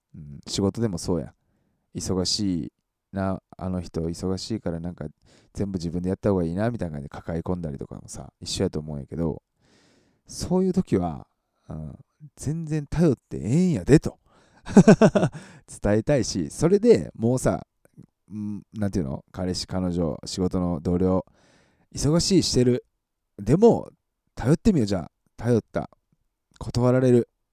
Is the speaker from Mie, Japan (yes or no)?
yes; Matsusaka, Mie, Japan; moved away; 僕、あの、松坂市出身なんでね